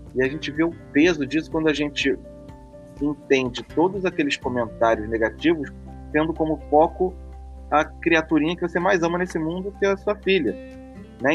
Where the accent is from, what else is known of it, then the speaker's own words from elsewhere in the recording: Brazil; a gente até culturalmente, como brasileiro